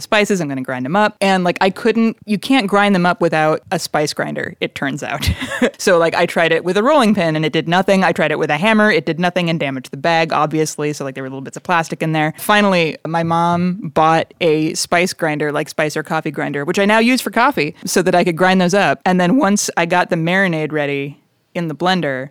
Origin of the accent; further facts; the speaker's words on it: Chicago, Illinois, United States; also born or lived in Lawrence, Kansas; now in Kansas City, United States; I grew up in Chicago